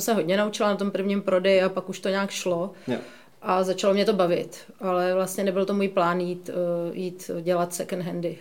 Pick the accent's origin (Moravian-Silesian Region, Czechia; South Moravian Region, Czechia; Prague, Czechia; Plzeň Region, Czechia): Prague, Czechia; jsem z Prahy, takže tady znám spoustu lidí